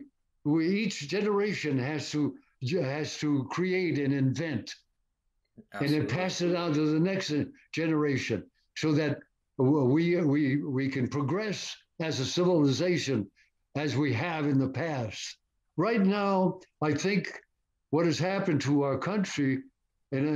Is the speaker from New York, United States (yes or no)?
no; Stamford, Connecticut, United States; moved away; the name of the street that was named after me in Stamford, Connecticut, my hometown